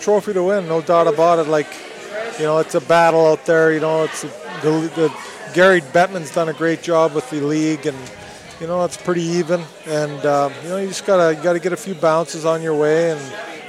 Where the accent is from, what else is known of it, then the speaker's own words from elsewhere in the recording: Canada; moved away; my hometown in Canada.